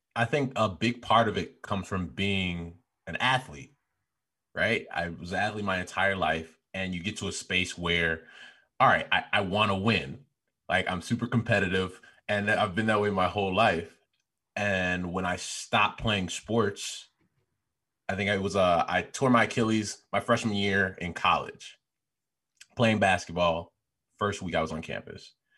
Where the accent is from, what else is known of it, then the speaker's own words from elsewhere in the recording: Chicago, Illinois, United States; I was the guy from Chicago talking all loud